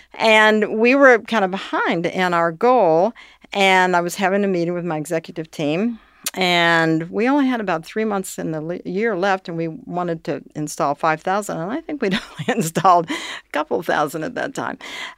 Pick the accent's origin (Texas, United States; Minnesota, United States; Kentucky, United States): Kentucky, United States; Northern; I grew up in Northern Kentucky. I moved there when I was 2.